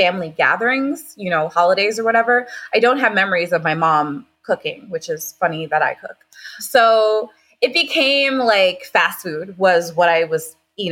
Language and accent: English; Long Island, New York, United States; moved away as an adult; now in Florida, United States; I am originally from Long Island, New York